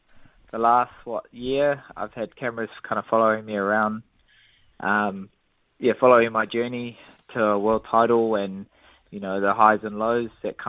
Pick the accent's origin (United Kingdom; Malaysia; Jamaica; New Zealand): New Zealand; Yeah, it's something that I've had to kind of deal with, especially being Māori.